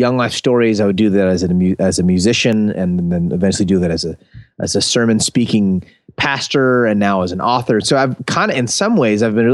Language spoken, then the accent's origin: English; Concord, California, United States; also born or lived in Oakland; I was born in Oakland. I grew up in a town called Concord, which is about 20 minutes from Oakland